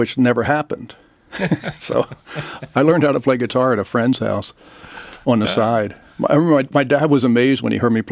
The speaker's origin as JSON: {"language": "English", "town": "Philadelphia", "region": "Pennsylvania", "country": "United States", "tie": "born or raised there", "said": "I grew up in the Philadelphia area"}